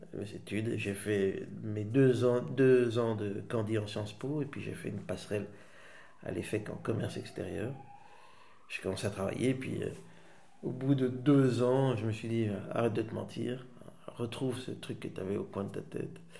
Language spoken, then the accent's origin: French; Waterloo, Wallonia, Belgium; also born or lived in Schaerbeek / Netherlands / Switzerland / Rhode-Saint-Genèse; j'ai grandi entre euh, Waterloo, Haute-Saint-Genèse, un petit peu en Suisse, et puis je suis rentré.